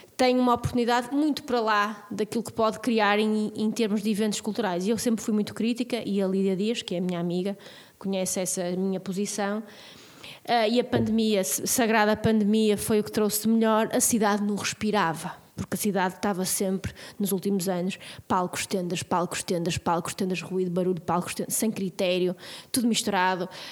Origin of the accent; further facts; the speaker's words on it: Vila Real, Norte, Portugal; also born or lived in Porto; now in Braga, Portugal; não sou daqui, morei, sou de Vila Real, morei no Porto